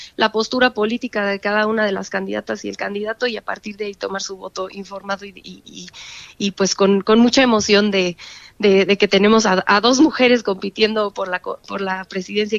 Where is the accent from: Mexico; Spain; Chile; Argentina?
Mexico; como mexicanos